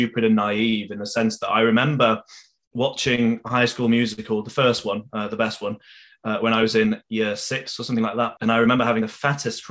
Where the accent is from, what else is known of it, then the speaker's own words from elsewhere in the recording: Leeds, Yorkshire and the Humber, United Kingdom; we're both from Leeds